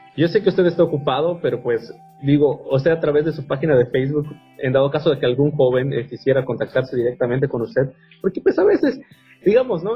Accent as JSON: {"language": "Spanish", "country": "Mexico", "said": "tenemos nosotros como mexicanos nuestro propio argot"}